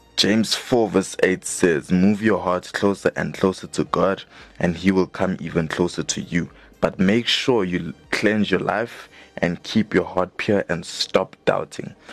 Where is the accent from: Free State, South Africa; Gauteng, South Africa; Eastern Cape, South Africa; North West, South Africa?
Gauteng, South Africa; Johannesburg; we are both from Johannesburg South